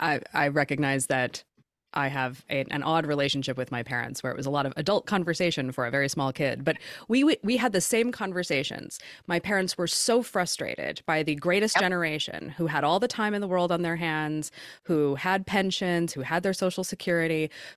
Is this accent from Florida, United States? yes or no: no; Oregon, United States; I'm from Oregon, where that's how we funded everything for a long time.